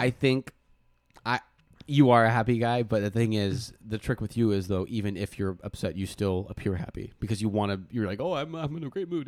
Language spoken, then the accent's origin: English; Oregon, United States; we're from Oregon